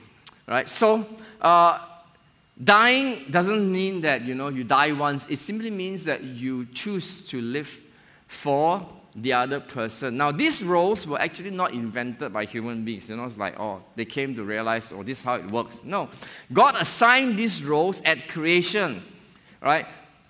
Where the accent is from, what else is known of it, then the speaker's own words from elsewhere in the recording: Johor Bahru, Johor, Malaysia; now in Penang, Malaysia; I'm an outdoor person. I came from Johor Bahru. And Penang is like, wow, the hill is nearby, the sea is nearby, you know.